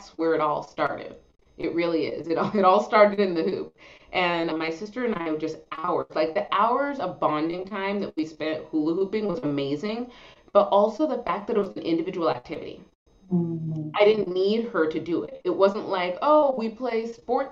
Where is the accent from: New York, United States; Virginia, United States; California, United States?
California, United States; Los Angeles; We live near Venice Beach. We grew up near Venice Beach